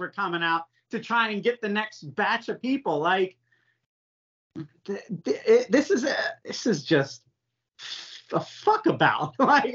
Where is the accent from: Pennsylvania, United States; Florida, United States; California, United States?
Florida, United States; I grew up in Florida